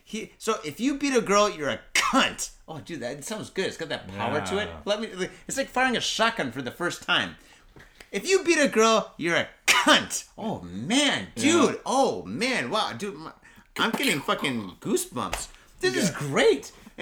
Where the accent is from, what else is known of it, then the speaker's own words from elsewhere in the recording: Mitaka, Tokyo, Japan; I grew up in the Mitaka streets. Mitaka's a nice area.